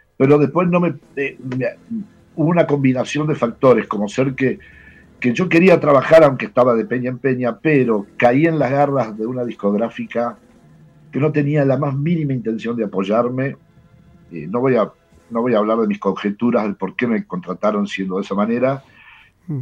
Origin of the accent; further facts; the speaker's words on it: Argentina; yo soy argentino, tengo todos mis amigos, tenía todos mis amigos acá